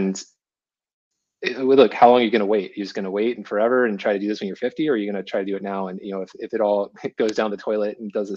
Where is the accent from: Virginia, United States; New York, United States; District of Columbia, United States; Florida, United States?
Virginia, United States; coastal; now in Encinitas, United States; I'm not from that area. I'm from coastal Virginia, but we have some property up there and my parents did.